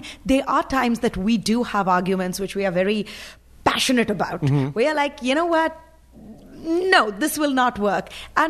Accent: India; English is a second language; now in United States; because when I came from India, you know, interesting is actually had a really good connotation right over there.

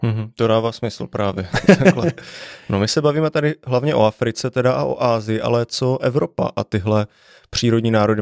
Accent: Vysočina Region, Czechia; já jsem vyrostl právě na Vysočině

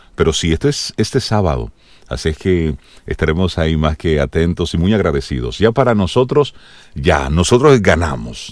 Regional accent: Dominican Republic

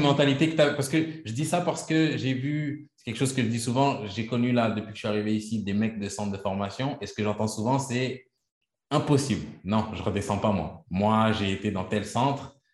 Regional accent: Quebec, Canada; je suis, je suis canadien, québécois.

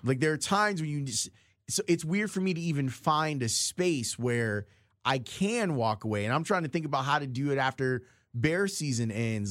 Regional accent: Chicago, Illinois, United States; accent: Chicago; when I speak, you can hear that I'm from Chicago.

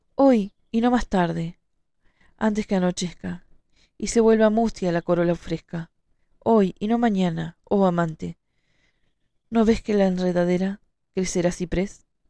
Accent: Montevideo, Uruguay; yo soy de Montevideo

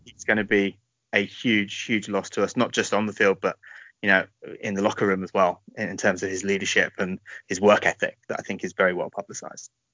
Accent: United Kingdom; We are British as well, so feel free to have a good laugh at our accents

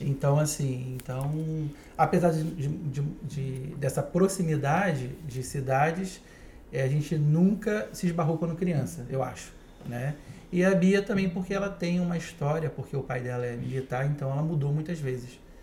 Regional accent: Itaboraí, Rio de Janeiro, Brazil; moved away as an adult; also born or lived in Niterói / Barra da Tijuca, Rio de Janeiro; Eu sou do condado de Itaboraí

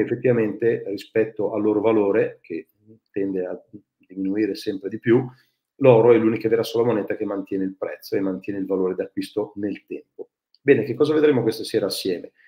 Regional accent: Ferrara, Emilia-Romagna, Italy; sono nato a Ferrara

